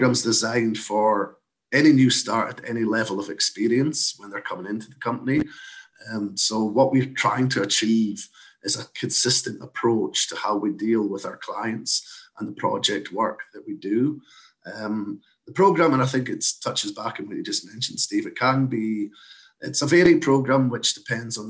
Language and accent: English; Scotland, United Kingdom; moved away as an adult; now in Canada; as you can probably tell from my accent, I'm not from these parts originally, but I moved over from Scotland in 2013